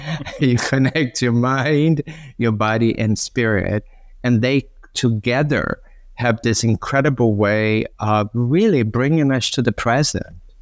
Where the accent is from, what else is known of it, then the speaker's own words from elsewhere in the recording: Brazil; now in Santa Monica, United States; when I was growing up in Brazil